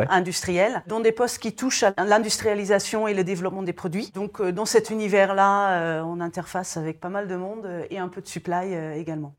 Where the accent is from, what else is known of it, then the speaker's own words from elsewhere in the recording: Belgium; je suis belge de nationalité